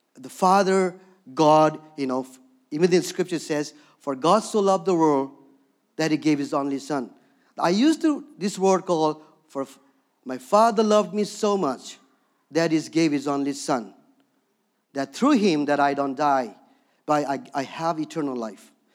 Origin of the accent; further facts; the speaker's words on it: Darjeeling, West Bengal, India; moved away; also born or lived in Bhutan; born and raised in Darjeeling, where the tea comes from